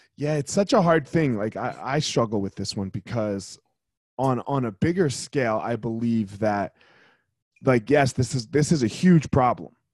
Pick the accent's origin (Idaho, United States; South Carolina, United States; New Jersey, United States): New Jersey, United States; I grew up in New Jersey, which is like yeah. one of the worst states